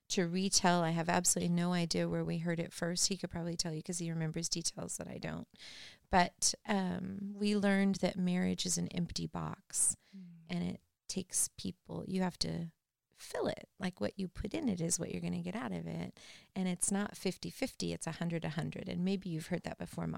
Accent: Norwalk, California, United States; I grew up in Norwalk

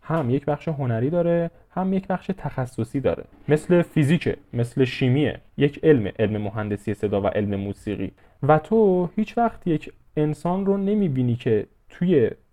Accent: Iran

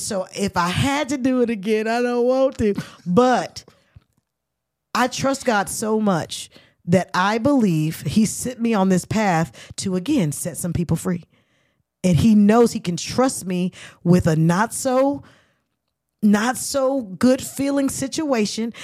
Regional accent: Oakland, California, United States; I'm from Oakland

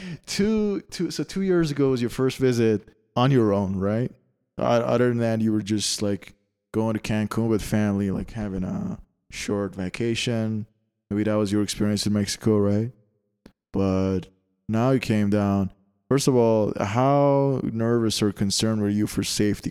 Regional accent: Canada; moved away; I come from Canada and it's, uh, it's the land of taxes

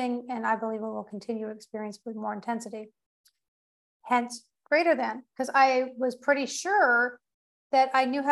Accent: United States; also born or lived in Portugal; I'm also American, and I am in between Portugal and the United States these days.

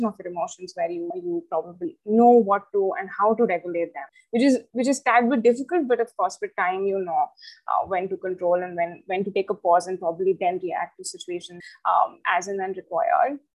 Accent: Chandigarh, India; I've been born and brought up in Chandigarh.

